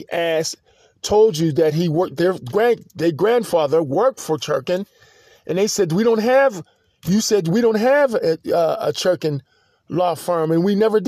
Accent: Pittsburgh, Pennsylvania, United States; also born or lived in Pensacola, Florida; this is my city that I grew up in. I'm not from Pittsburgh. I'm from Pensacola, Florida. But I grew up in this city

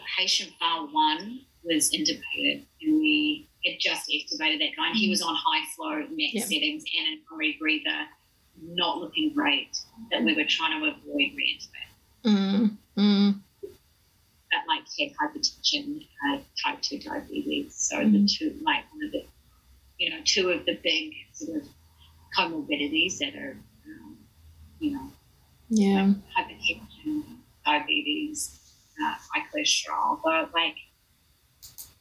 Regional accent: Hastings, Hawke's Bay, New Zealand; moved away as an adult; also born or lived in Melbourne, Australia / Palmerston North, New Zealand; now in New York, United States; I'm from Hastings, so I moved home for 4 months

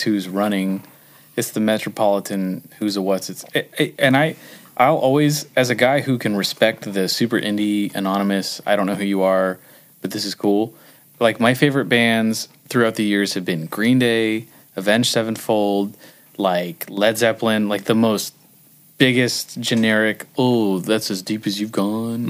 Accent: Huntington Beach, California, United States; I grew up in Huntington Beach

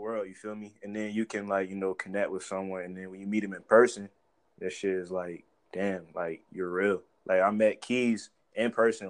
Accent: Portsmouth, Virginia, United States; now in Suffolk, United States; I'm from Portsmouth, bro. I came up in Portsmouth, real shit. Like, I live in Suffolk right now, but I came up in Portsmouth

